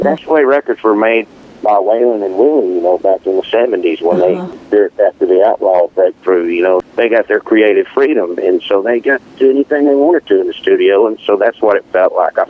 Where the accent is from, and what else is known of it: Beaumont, Texas, United States; born or raised there